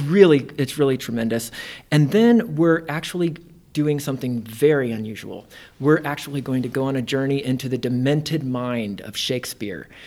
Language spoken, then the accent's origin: English; Indiana, United States; moved away as an adult; also born or lived in Ohio; now in Nebraska, United States; I'm originally from Indiana